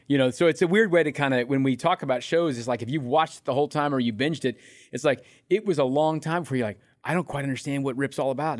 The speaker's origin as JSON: {"language": "English", "town": "Independence", "country": "United States", "said": "I'm from Independence."}